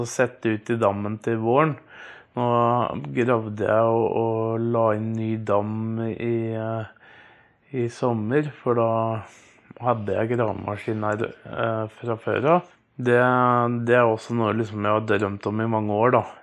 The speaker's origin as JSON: {"language": "Norwegian", "town": "Moss", "region": "Østfold", "country": "Norway", "moved": "as an adult", "lives_now": "Skiptvet, Norway", "said": "Jeg er egentlig fra Moss og flytta opp"}